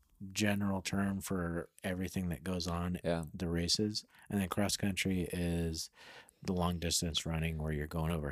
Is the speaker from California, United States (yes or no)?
yes; Hollister, California, United States; I'd say Hollister, and people are like, where?